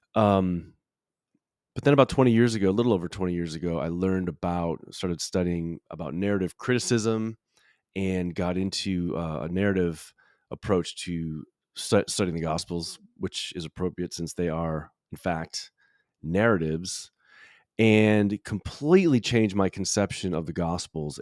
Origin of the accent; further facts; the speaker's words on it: Chicago, Illinois, United States; also born or lived in Grand Rapids, Michigan; now in Louisville, United States; I grew up in Chicago, spent twelve years in Grand Rapids, Michigan